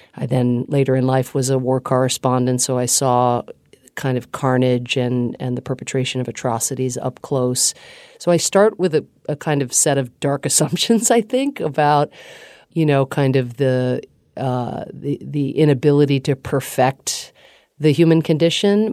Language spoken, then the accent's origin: English; Atlanta, Georgia, United States; also born or lived in Ireland / Pittsburgh, Pennsylvania; experienced as a kid nothing other than a warm welcome in Pittsburgh, Pennsylvania initially, and then I went to high school in Atlanta, Georgia